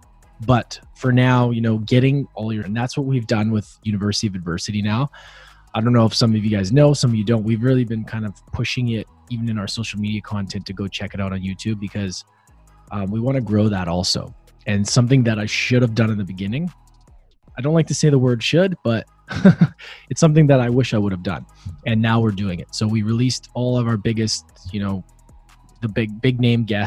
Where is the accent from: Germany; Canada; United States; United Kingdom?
Canada; Vancouver, British Columbia; We are both from Vancouver.